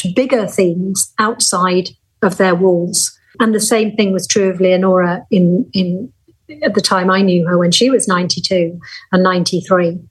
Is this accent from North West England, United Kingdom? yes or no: yes; Lancashire, North West England, United Kingdom; the Lancashire where she was born and I was born